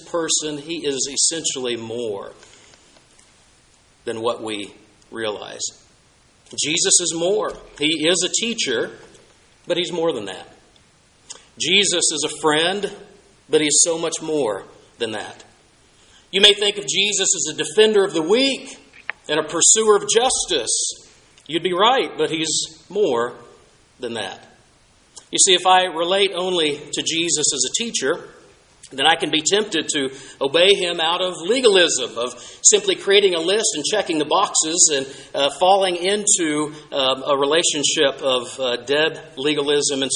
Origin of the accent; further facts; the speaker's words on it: Southwest, United States; as a child growing up in the Southwest